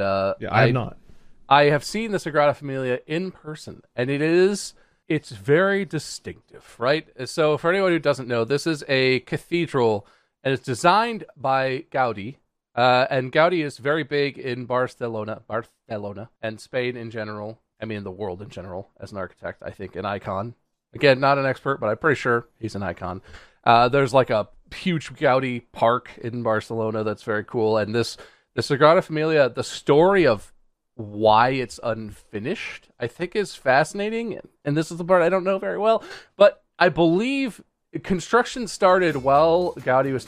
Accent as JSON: {"language": "English", "town": "Pontiac", "region": "Michigan", "country": "United States", "tie": "born or raised there", "said": "I was born in Pontiac, car brand, Michigan"}